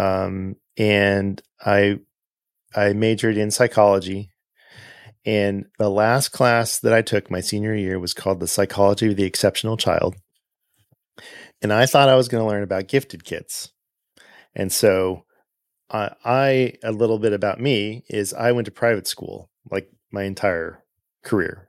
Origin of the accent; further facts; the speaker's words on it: Southern California, United States; moved away as an adult; also born or lived in Pasadena; now in Atlanta, United States; I grew up in Southern California.